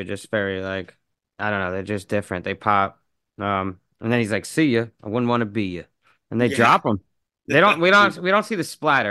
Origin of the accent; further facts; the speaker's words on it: New York, United States; I'm from New York, so not from the city, but not far from.